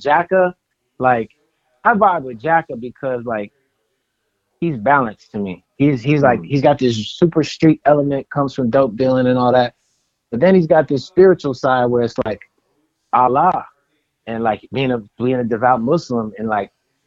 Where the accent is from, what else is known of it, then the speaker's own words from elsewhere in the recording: the Bay Area, California, United States; I'm from the Bay Area